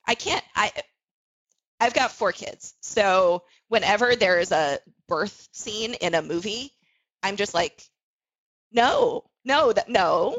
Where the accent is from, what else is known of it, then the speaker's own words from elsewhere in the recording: South Florida, United States; I grew up in South Florida